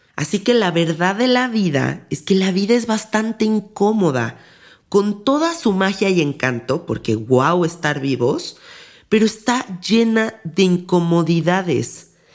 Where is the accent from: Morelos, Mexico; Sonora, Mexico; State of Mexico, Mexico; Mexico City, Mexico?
Mexico City, Mexico; yo soy de la Ciudad de México